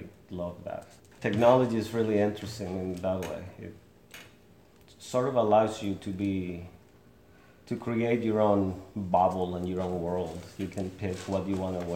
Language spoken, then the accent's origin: English; Mexico; now in Lawrence, United States; I was born in Mexico, but I have lived here in Lawrence for the last 16 years.